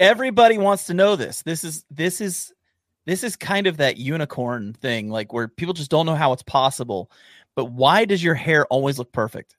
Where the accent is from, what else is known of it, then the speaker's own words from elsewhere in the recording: Ohio, United States; also born or lived in Eastern Kentucky; I'm from Ohio at the time